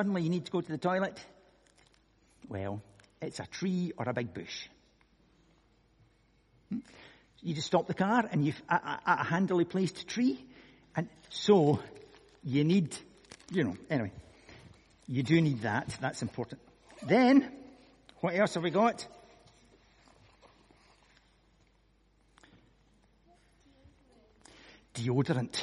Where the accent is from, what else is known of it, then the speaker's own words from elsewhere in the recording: Scotland, United Kingdom; I'm from Scotland